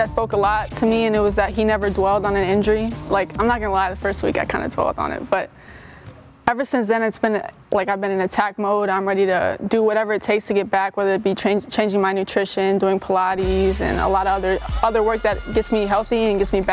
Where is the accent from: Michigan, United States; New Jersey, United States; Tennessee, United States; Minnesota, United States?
Minnesota, United States; we're both from Minnesota